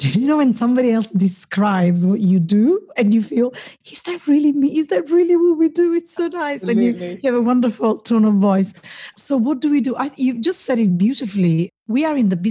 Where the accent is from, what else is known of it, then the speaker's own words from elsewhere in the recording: Italy; moved away as an adult; now in London, United Kingdom; I studied in Italy, and I'm from Italy. I've been here 22 years, in this great job, you know, in the city in London.